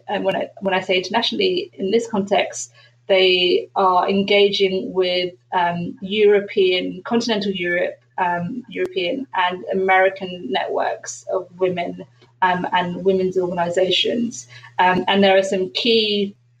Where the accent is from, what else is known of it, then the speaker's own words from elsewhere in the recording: London, United Kingdom; I was born in London.